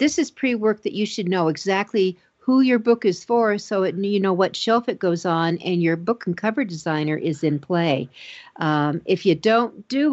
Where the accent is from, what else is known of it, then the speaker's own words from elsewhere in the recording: Denver, Colorado, United States; right here in my hometown of Denver, Colorado